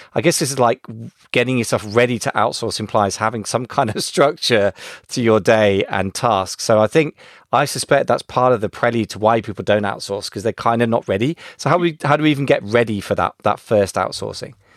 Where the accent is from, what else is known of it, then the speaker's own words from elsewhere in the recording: United Kingdom; first language English; as a Brit